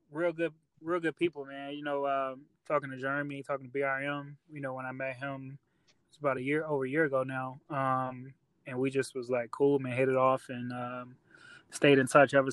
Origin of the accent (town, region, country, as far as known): Chicago, Illinois, United States; moved away as an adult; now in Rock Island, United States